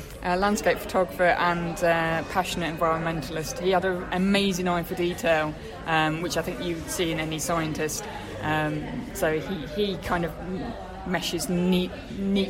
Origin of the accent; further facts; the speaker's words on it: Midlands, United Kingdom; now in Sussex, United Kingdom; I'm not from Sussex originally, I'm from the Midlands.